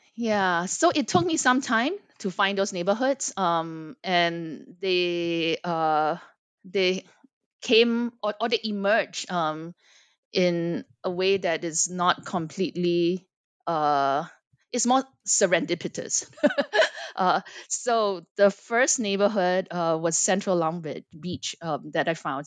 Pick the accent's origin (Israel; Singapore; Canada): Singapore; moved away as an adult; also born or lived in Los Angeles, United States; I am born and raised in Singapore, but spent quite a bit of my life in the United States.